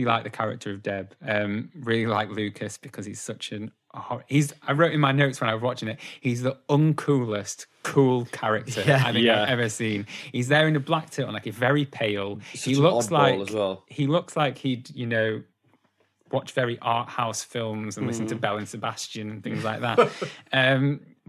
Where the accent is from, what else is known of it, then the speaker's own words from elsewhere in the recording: Preston, North West England, United Kingdom; Growing up in Preston